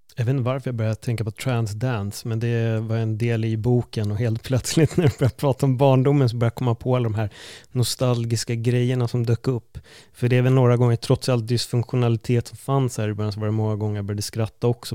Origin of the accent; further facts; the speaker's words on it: Stockholm, Stockholm County, Sweden; vi är ju från Stockholm, det är inte så jättestort